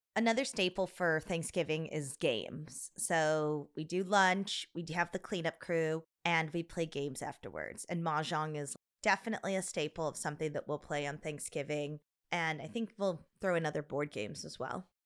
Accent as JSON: {"language": "English", "town": "Chicago", "region": "Illinois", "country": "United States", "tie": "born or raised there", "said": "our house growing up in Chicago was a ranch style home"}